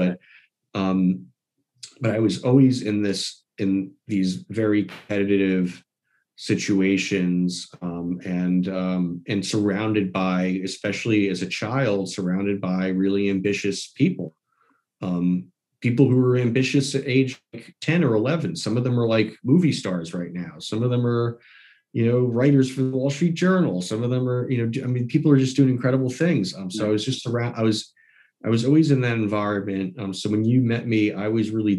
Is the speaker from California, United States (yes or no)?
no; New York City, New York, United States; moved away as an adult; now in Maine, United States; I grew up in New York City, in the city itself